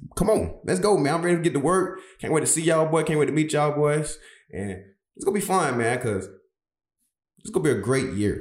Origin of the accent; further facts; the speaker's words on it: Brunswick, Georgia, United States; moved away as an adult; my hometown, Brunswick, Georgia